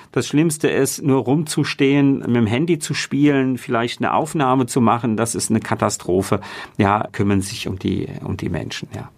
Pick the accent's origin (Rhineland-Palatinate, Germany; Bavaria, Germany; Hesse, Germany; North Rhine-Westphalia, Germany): Rhineland-Palatinate, Germany; Mainz; Mainz ist einfach der Ort, an äh, dem ich groß geworden bin